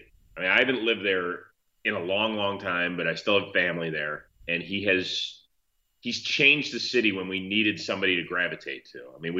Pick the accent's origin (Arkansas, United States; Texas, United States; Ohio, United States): Ohio, United States; Cleveland; moved away; my hometown, which I still love, we have small city syndrome.